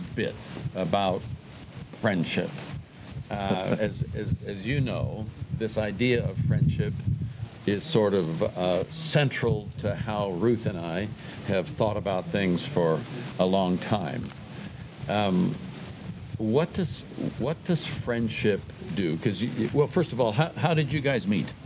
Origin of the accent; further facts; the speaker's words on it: Oakland, California, United States; I'm a kid from East Oakland, California.